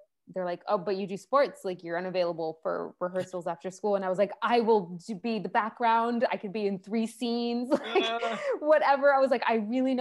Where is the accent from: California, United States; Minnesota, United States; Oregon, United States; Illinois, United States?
California, United States; Salinas; also born or lived in Botswana / Navajo reservation; now in San Francisco, United States; I grew up in Salinas